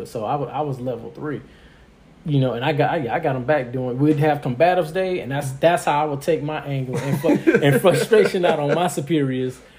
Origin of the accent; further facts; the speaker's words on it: Miami, Florida, United States; I'm from Miami.